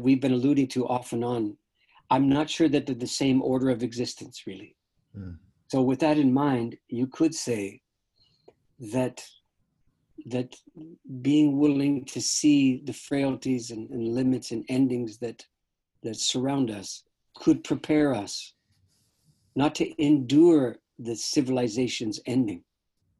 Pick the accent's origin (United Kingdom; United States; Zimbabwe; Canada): Canada; I don't have a normal American consciousness because I'm a Canadian